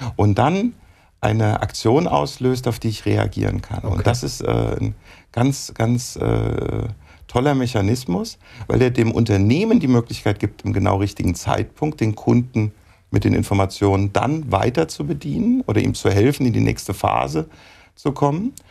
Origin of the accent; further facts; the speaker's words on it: Gießen, Hesse, Germany; Also ich bin im Vorort von Gießen groß geworden